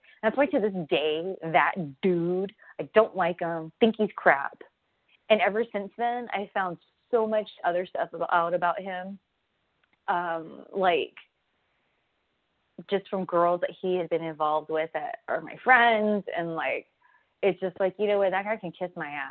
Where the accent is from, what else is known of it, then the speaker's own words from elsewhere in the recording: Southern California, United States; I'm from SoCal, I trained in SoCal originally